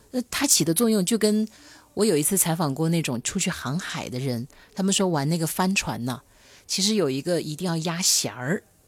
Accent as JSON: {"language": "Chinese", "region": "Hunan", "country": "China", "moved": "yes", "said": "我是湖南人，也没去过呀"}